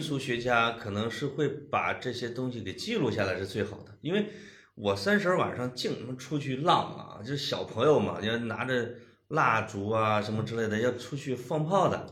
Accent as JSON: {"language": "Chinese", "region": "Henan", "country": "China", "said": "我们河南话"}